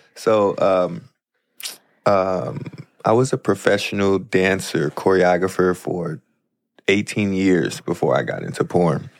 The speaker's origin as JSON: {"language": "English", "town": "St. Louis", "region": "Missouri", "country": "United States", "tie": "born or raised there", "moved": "as an adult", "lives_now": "Los Angeles, United States", "said": "my hometown as well, Saint Louis"}